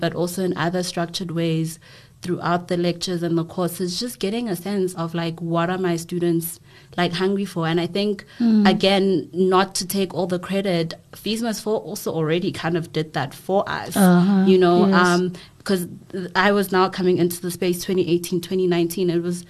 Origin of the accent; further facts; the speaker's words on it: KwaMashu, KwaZulu-Natal, South Africa; being raised in a very Western sort of setting, when originally I'm from Guamashu, and like the clash and the push and pull between those two spaces